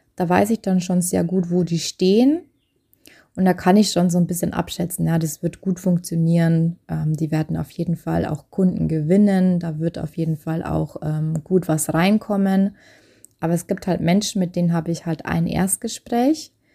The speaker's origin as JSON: {"language": "German", "country": "Germany", "said": "bei uns in Deutschland"}